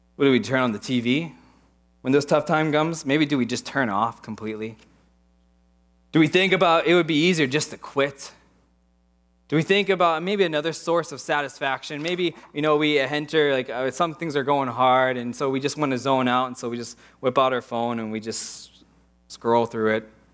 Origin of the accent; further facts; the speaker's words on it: Pittsburgh, Pennsylvania, United States; moved away as an adult; also born or lived in Portland; I grew up in Pittsburgh, old buildings, old culture.